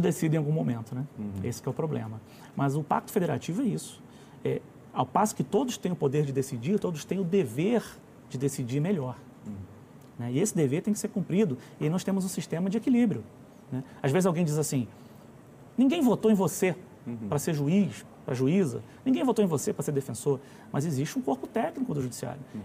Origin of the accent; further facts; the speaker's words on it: Rio de Janeiro, Brazil; moved away as an adult; now in Brasília, Brazil; eu sou lá do Rio de Janeiro, embora esteja em Brasília há mais de vinte anos